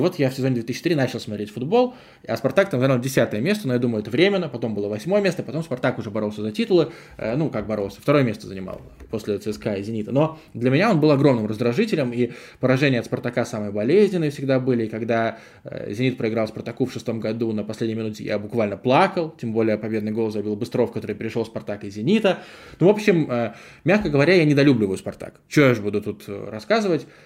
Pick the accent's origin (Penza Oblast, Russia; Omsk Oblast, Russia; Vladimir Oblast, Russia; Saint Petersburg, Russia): Saint Petersburg, Russia; also born or lived in Gatchina, Leningrad Oblast; я из Гатчины, но начал в 9 лет жить в Петербурге